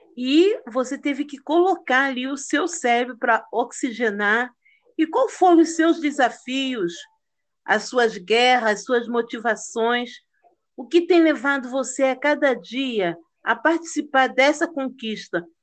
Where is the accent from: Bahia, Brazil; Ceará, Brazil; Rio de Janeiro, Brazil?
Rio de Janeiro, Brazil; nós que somos do Rio de Janeiro